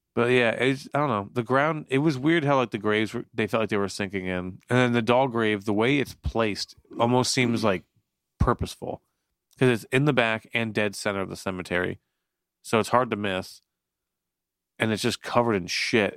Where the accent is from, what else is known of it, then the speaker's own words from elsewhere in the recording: Florida, United States; also born or lived in Newton, New Jersey; now in New Jersey, United States; I grew up in Florida for uh, like 11 years